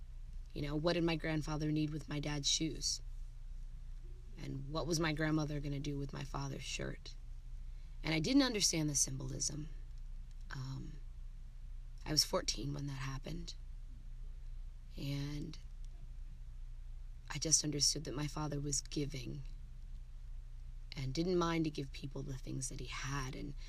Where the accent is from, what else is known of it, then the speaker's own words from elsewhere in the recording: Germany; being a military kid growing up in Germany